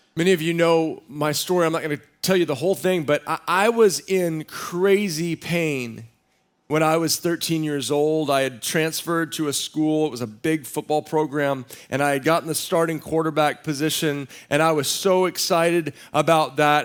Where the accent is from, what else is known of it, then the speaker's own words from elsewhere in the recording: Central Texas, United States; now in San Diego, United States; I grew up in Central Texas